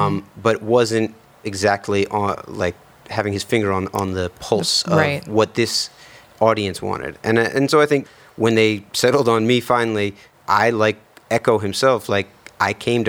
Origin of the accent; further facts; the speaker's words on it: New York City, New York, United States; I grew up in Lower Manhattan.